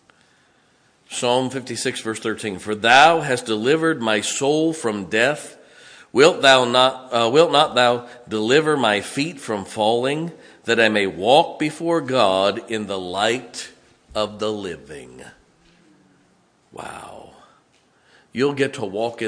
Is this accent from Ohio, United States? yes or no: yes; Ohio, United States; accent: West Virginia; also born or lived in West Virginia; I grew up here, but no, we're from West Virginia.